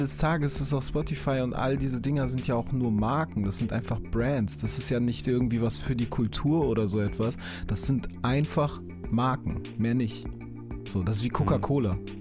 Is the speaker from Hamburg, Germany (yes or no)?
yes; Hamburg, Germany; für mich war dann so als Hamburger